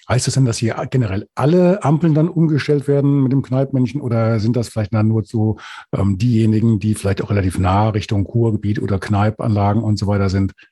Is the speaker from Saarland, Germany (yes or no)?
no; Hesse, Germany; auch Hesse natürlich